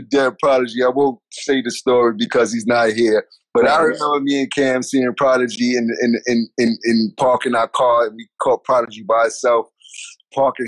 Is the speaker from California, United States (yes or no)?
no; New York City, New York, United States; I'm from Harlem